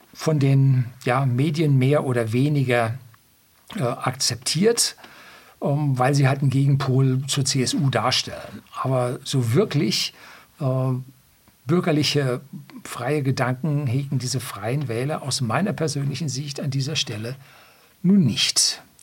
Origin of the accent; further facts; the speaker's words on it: Bavaria, Germany; also born or lived in Seeshaupt; bei uns in Bayern